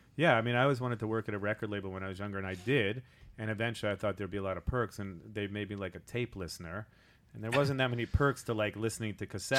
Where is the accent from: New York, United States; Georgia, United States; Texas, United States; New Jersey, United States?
New York, United States; Long Island; we are both from Long Island